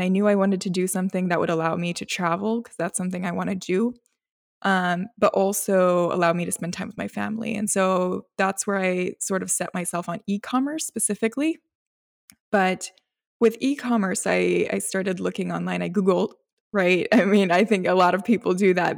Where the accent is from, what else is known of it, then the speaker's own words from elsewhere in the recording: North Carolina, United States; also born or lived in Gujarat, India; I moved here when I was, I believe it was a week old. So I don't know, I feel like I have the rights to say I'm also from here